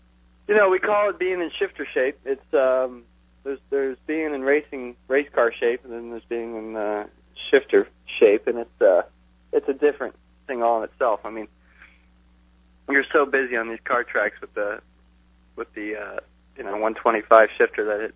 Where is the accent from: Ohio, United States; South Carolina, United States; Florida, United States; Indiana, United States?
Florida, United States; South; now in California, United States; I'm from South Florida